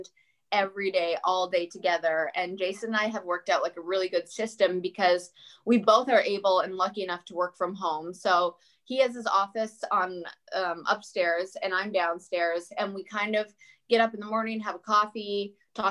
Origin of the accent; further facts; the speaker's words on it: Canada; moved away as an adult; now in United States; I'm also Canadian